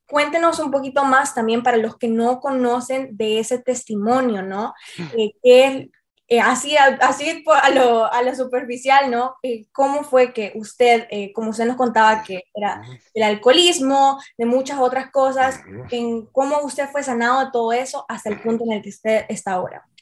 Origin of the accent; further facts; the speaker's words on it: Tegucigalpa, Francisco Morazán, Honduras; Marcia y yo somos capitalinas.